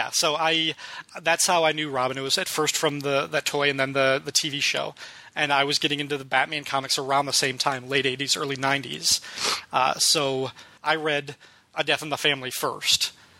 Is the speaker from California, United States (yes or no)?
no; outside of Chicago, Illinois, United States; I remember seeing it on WGN, which was a Chicago affiliate, because I grew up outside of Chicago.